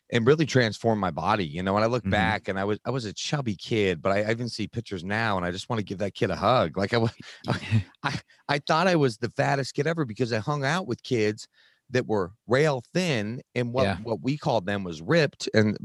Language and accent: English; Utah, United States; I grew up in Utah, in the predominant religion here, which is Mormon.